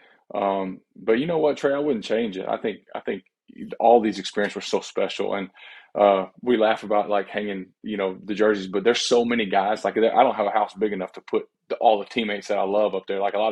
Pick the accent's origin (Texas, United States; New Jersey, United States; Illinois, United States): Texas, United States; growing up in Texas, you know, you grow up watching the Dallas Cowboys